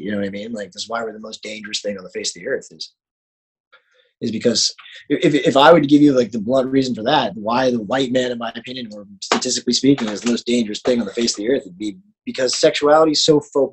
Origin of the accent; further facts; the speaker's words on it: Florida, United States; moved away as an adult; now in Los Angeles, United States; person growing up in Florida